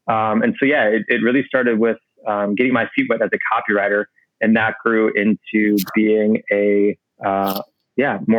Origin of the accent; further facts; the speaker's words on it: Normal, Illinois, United States; moved away as an adult; also born or lived in Chicago, Illinois; now in New York, United States; born and raised in the Midwest, in a town called Normal, Illinois